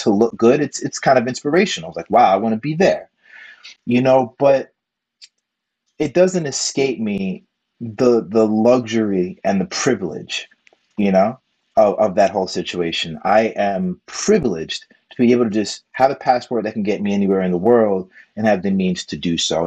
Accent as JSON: {"language": "English", "region": "New York", "country": "United States", "moved": "yes", "said": "I'm a New Yorker, you know, so I'm used to a, different type of pace"}